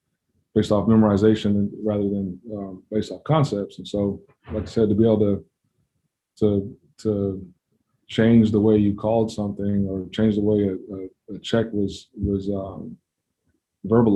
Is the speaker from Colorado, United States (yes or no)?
yes; Denver, Colorado, United States; now in Kansas City, United States; I grew up in Denver